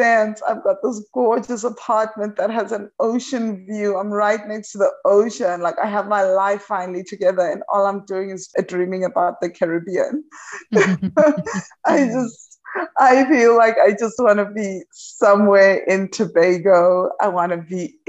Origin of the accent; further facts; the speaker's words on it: South Africa; moved away as an adult; now in Huatulco, Mexico; I am originally from South Africa